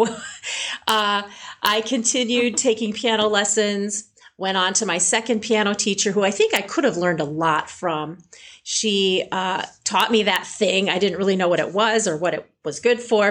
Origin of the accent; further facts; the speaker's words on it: Illinois, United States; I'm from a small farming town, And I grew up in Illinois with traditional piano lessons.